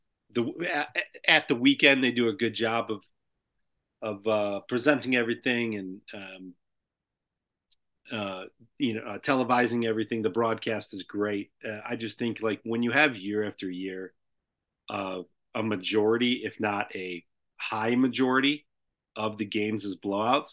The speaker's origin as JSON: {"language": "English", "area": "hometown of Providence", "region": "Illinois", "country": "United States", "tie": "born or raised there", "said": "my hometown"}